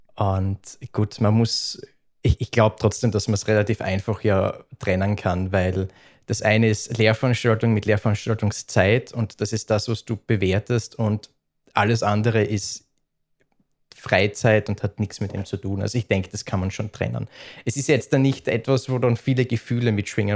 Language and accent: German; Upper Styria, Austria; accent: Styrian; moved away as an adult; also born or lived in Graz, Austria; now in Vienna, Austria; Ich bin aus der Obersteiermark